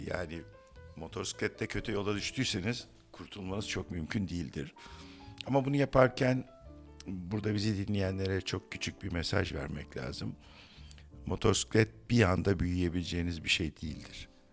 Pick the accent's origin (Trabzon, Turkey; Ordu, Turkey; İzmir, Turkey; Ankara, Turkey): Ankara, Turkey; also born or lived in Istanbul; now in Bozcaada, Turkey; ben böyle 12-13 yaşlarında Ankara'da Bahçeli Evler'de otururken